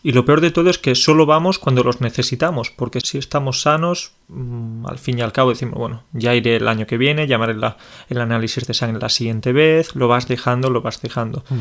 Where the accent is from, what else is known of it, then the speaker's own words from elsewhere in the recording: Andalusia, Spain; soy andaluz